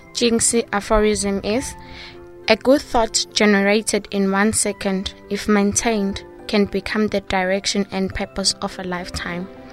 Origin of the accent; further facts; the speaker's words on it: Ladysmith, KwaZulu-Natal, South Africa; I am from South Africa, Ladysmith